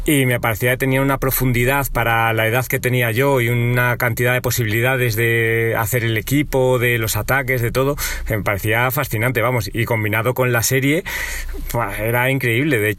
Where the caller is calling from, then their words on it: Móstoles, Community of Madrid, Spain; soy … de Móstoles y bueno, yo creo que Pokémon nos ha marcado a todos o a prácticamente todos.